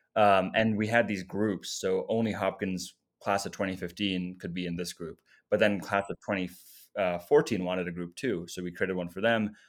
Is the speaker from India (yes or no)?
no; South Africa; moved away; also born or lived in Namibia; I was born in Namibia, lived in South Africa